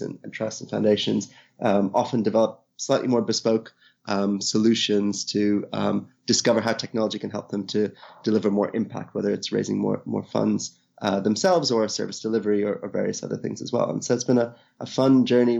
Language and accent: English; Ireland; moved away as an adult; also born or lived in India; now in United Kingdom; originally from India, I grew up in Ireland, been living in the UK now for almost 20 years